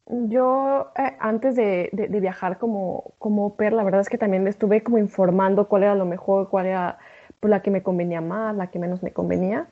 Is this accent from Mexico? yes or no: yes; Mexico; moved away; soy una mexicana en el extranjero